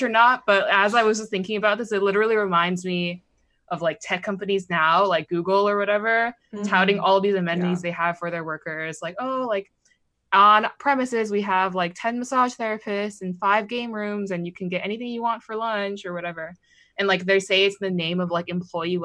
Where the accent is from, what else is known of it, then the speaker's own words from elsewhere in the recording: Pittsburgh, Pennsylvania, United States; I grew up outside of Pittsburgh